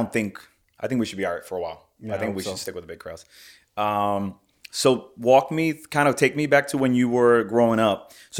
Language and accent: English; Puerto Rico; I'm from Puerto Rico